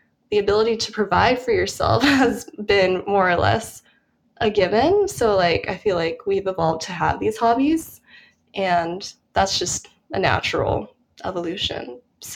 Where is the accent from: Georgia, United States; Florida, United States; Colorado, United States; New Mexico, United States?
Colorado, United States; moved away as an adult; also born or lived in Minnesota; now in New York, United States; I'm from Colorado, so basically everyone does a snow sport there. It's kind of, it's integrated into your education when you're in elementary school